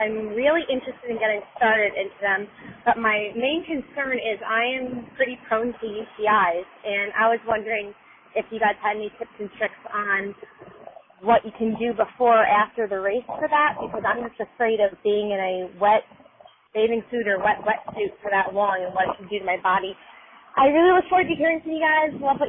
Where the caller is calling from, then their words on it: Chicago, Illinois, United States; I am calling from Chicago.